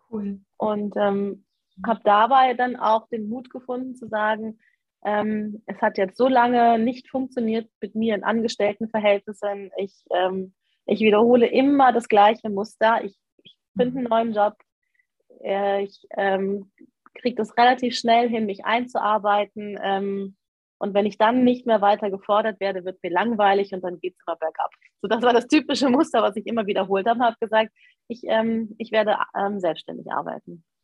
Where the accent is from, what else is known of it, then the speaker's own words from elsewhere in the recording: Cologne, North Rhine-Westphalia, Germany; also ich komme ja aus Köln, ich habe auch noch meine Wohnung in Köln.